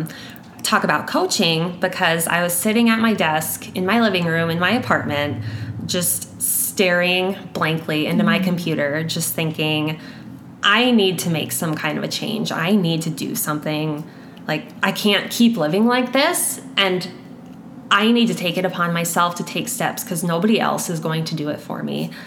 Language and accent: English; Sioux Falls, South Dakota, United States; I was born and raised in Sioux Falls, and I've called Sioux Falls home my whole life